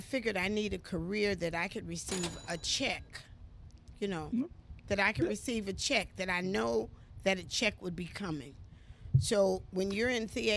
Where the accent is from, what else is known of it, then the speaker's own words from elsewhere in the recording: Chicago, Illinois, United States; moved away as an adult; also born or lived in Gary, Indiana; I moved from Gary to Chicago when I was 5. I stayed in Chicago 18 years.